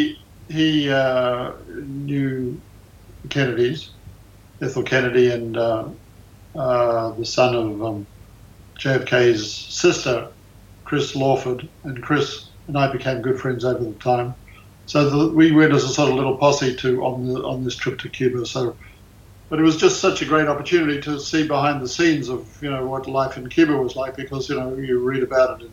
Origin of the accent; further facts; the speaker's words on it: Australia; moved away as an adult; now in United States; I was born in Australia